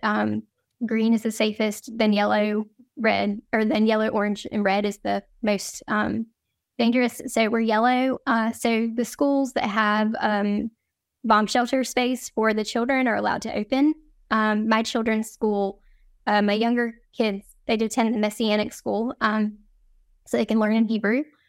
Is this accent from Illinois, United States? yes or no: no; North Carolina, United States; moved away as an adult; now in Jerusalem, Israel; one of the few Jewish men in our north, our small North Carolina town